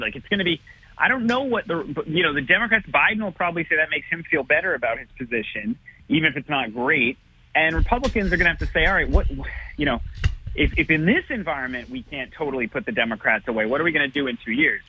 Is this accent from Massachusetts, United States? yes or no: yes; Attleboro, Massachusetts, United States; now in Rhode Island, United States; Attleboro, smallest of the four cities. Um, you know, it's my hometown.